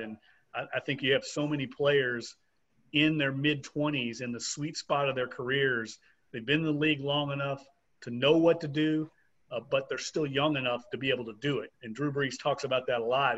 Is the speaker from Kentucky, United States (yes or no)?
yes; Louisville, Kentucky, United States; now in New Orleans, United States; I come born and raised in Louisville, Kentucky